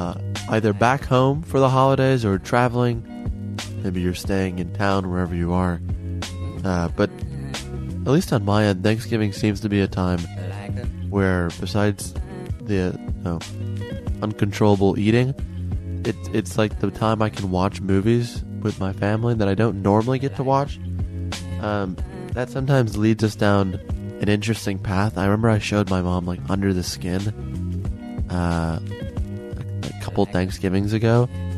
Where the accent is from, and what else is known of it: Chicago, Illinois, United States; born or raised there; now in Los Angeles, United States